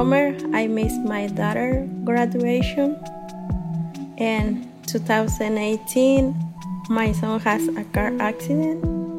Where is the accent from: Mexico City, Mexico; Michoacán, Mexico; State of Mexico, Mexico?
Michoacán, Mexico; English is a second language; moved away as an adult; now in Columbus, United States; I'm from Michoacán, Mexico. I'm living in Columbus, Ohio more than 20 years.